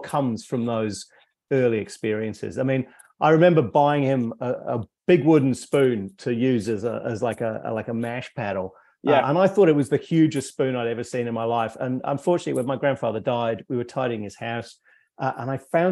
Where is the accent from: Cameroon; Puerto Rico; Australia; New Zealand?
New Zealand; Christchurch, Canterbury; moved away as an adult; also born or lived in Scotland; now in Wellington, New Zealand; I was born in Scotland, but my family emigrated, as many people did, when I was about 5 years old. We moved to New Zealand.